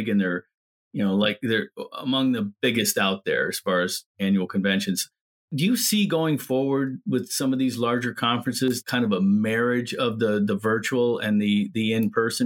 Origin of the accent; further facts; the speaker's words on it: Columbus, Michigan, United States; I'm from Columbus, Michigan